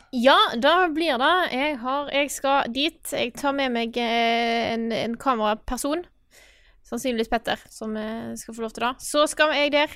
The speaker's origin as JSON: {"language": "Norwegian", "town": "Stord", "region": "Vestland", "country": "Norway", "accent": "Stord dialect", "said": "jeg er fra Stord. Jeg er en storabu, og jeg snakker store mål."}